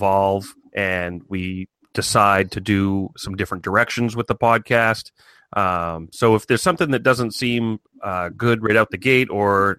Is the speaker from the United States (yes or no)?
yes; Maine, United States; I grew up in Maine